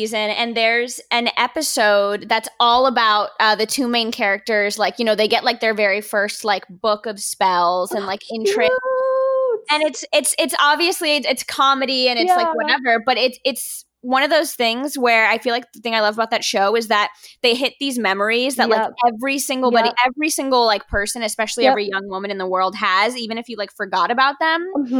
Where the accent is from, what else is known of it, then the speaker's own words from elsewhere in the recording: Miami, Florida, United States; because I'm Cuban and born and raised in Miami.